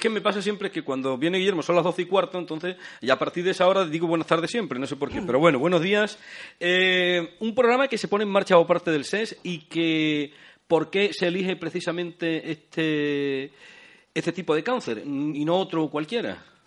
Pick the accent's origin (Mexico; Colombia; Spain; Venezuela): Spain; Fuente de Cantos, Extremadura